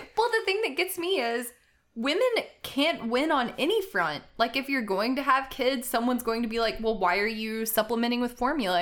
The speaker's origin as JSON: {"language": "English", "country": "United States", "said": "I'm an American"}